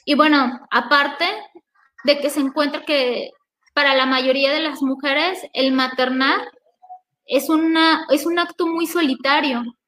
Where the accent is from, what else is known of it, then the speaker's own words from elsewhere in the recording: Mexico; historia que ya tenemos como mexicanos